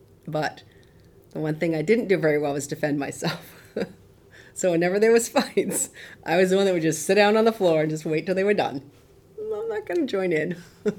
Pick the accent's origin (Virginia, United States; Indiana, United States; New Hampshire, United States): New Hampshire, United States; North Conway; I grew up in the White Mountains of North Conway, New Hampshire.